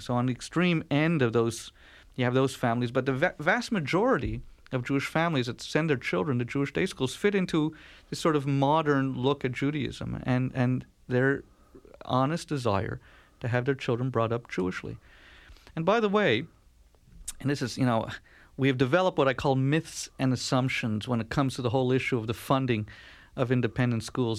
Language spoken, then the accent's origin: English; Canada; born or raised there